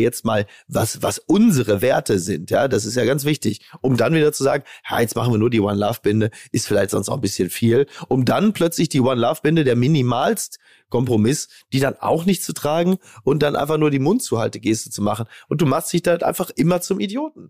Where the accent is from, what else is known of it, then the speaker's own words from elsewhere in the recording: Germany; wir als Deutsche